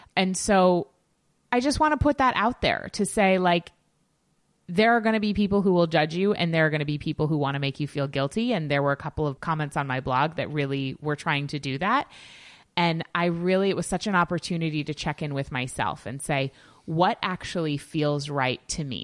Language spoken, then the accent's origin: English; Yarmouth, Maine, United States; in my hometown